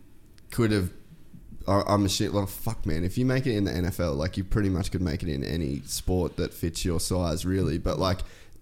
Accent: Cairns, Queensland, Australia; also born or lived in United States; So you know I'm from Cairns?

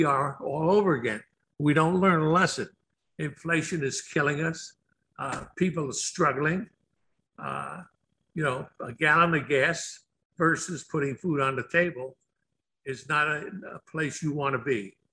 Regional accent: Newark, New Jersey, United States; I grew up in Newark, New Jersey.

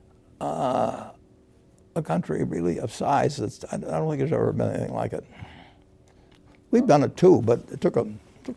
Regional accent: United States; born or raised there

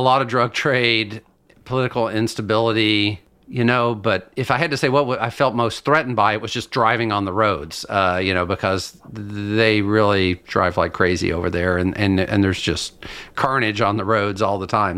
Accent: Lexington, Kentucky, United States; moved away as an adult; now in Washington State, United States; I grew up in Lexington, Kentucky, in a horse farm country

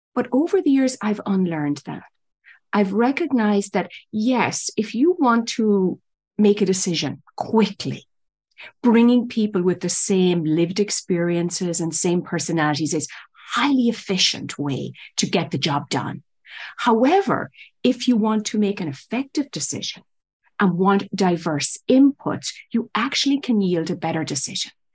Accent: Ireland; moved away as an adult; also born or lived in New York City; now in United States; I was born and raised in Ireland.

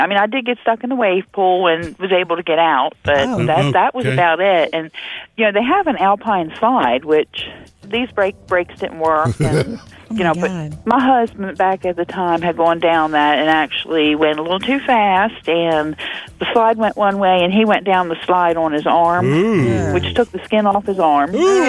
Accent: New Jersey, United States; I grew up in New Jersey.

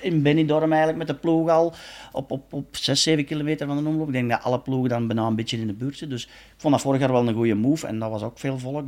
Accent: Belgium; we als Belgen

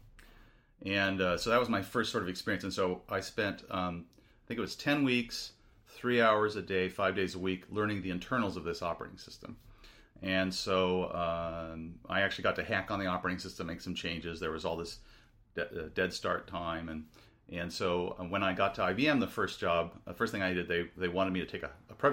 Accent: Seattle, Washington, United States; So, I grew up in Seattle. My first airplane flight was off to Chicago for Northwestern in 1978.

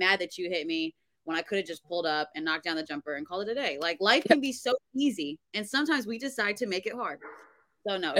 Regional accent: New Jersey, United States; I'm from Jersey

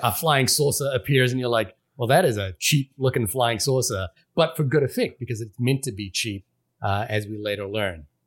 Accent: Fiji; moved away; I grew up in a city in Fiji

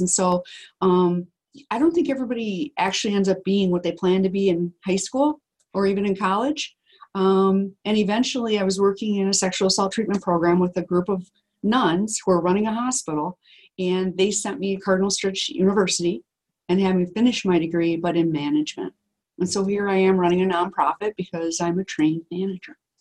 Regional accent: Wisconsin, United States; we're from Wisconsin

